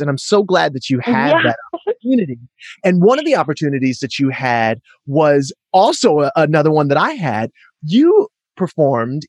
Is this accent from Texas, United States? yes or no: no; Atlanta, Georgia, United States; moved away; I grew up partially in Atlanta